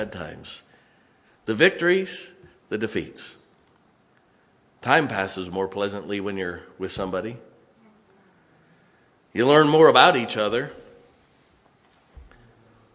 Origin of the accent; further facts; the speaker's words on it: Ohio, United States; accent: West Virginia; also born or lived in West Virginia; I grew up here, but no, we're from West Virginia.